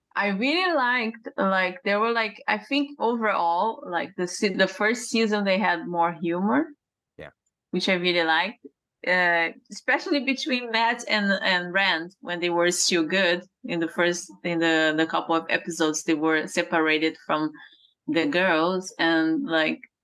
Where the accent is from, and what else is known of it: Brazil; born or raised there; English is a second language; moved away